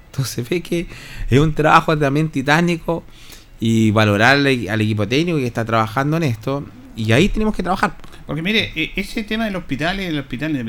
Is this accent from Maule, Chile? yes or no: yes; Hierbas Buenas, Maule, Chile; Oh, yo soy de, de Hierbas Buenas, yo soy de Villalero, vengo a hacer...